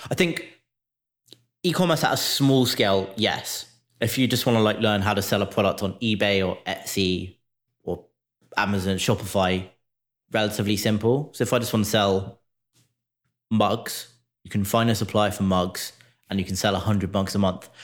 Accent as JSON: {"language": "English", "country": "United Kingdom", "moved": "yes", "lives_now": "United States", "said": "As a Brit living in the U S"}